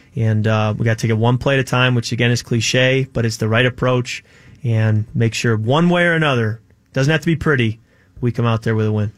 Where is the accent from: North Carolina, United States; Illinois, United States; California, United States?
Illinois, United States; Chicago; moved away; also born or lived in Michigan; I grew up in Chicago